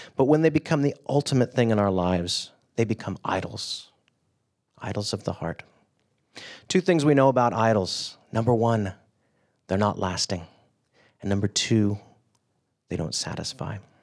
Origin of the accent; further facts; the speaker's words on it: California, United States; I grew up in California